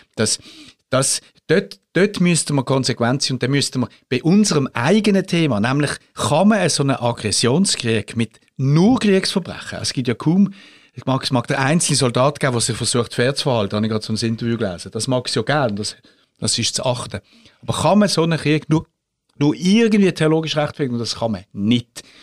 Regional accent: Switzerland; als Schweizer

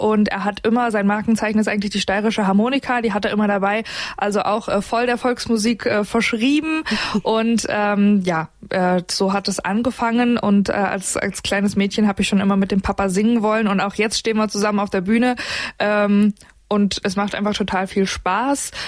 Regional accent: Tann, Hesse, Germany; moved away as an adult; now in Munich, Germany; ich komme aus Tann in der Rhön und ähm, arbeite jetzt in München bei Antenne Bayern

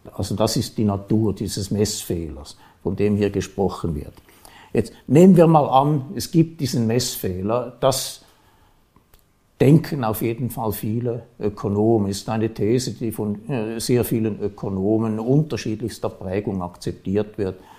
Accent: Switzerland; bei uns

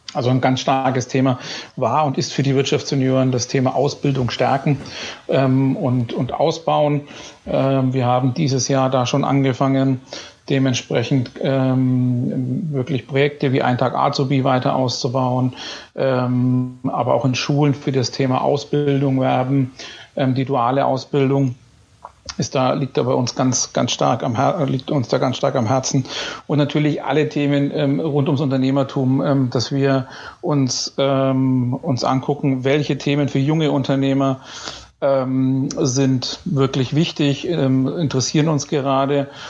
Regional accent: Bayreuth, Bavaria, Germany; moved away as an adult; bin gebürtiger Bayreuther

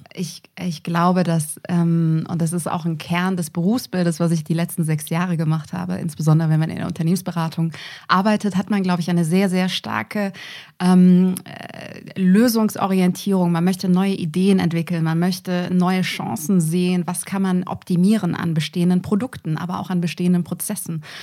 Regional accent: near Düsseldorf, North Rhine-Westphalia, Germany; moved away as an adult; also born or lived in Munich; ich bin eine gebürtige Rheinländerin, komme ursprünglich aus der Nähe von Düsseldorf

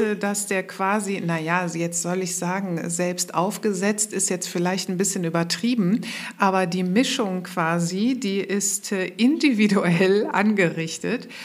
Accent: Mönchengladbach, North Rhine-Westphalia, Germany; moved away as an adult; also born or lived in Cologne / Berlin; ich bin keine gebürtige Kölnerin, sondern ich komme ursprünglich aus Mönchengladbach

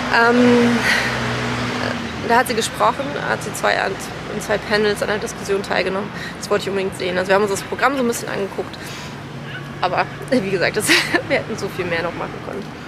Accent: Germany; ich komme aus Deutschland

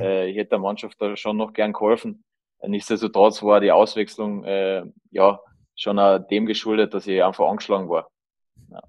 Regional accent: Carinthia, Austria; als Kärntner

